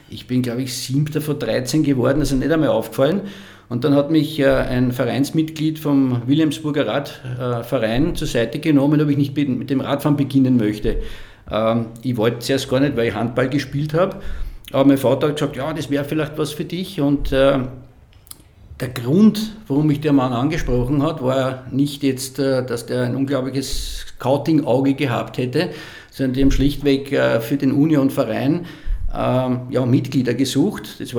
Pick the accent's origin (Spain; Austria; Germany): Austria; Lower Austria; in den Gegenden, wo ich aufgewachsen bin, das war so die Schneeberggegend, da kommen meine Großeltern her